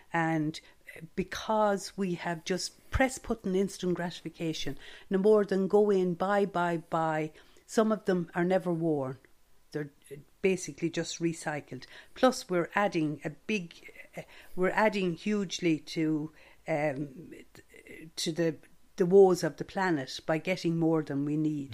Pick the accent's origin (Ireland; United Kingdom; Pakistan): Ireland; Stradbally, Leinster; growing up in Stradbally